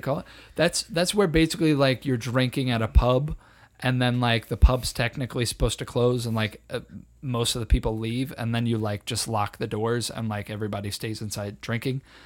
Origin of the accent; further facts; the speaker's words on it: United States; I'm an American